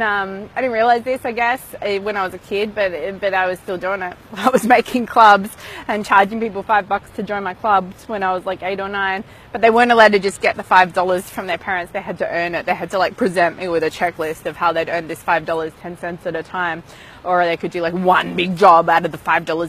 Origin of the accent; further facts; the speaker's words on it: Melbourne, Victoria, Australia; moved away; back in my hometown of Melbourne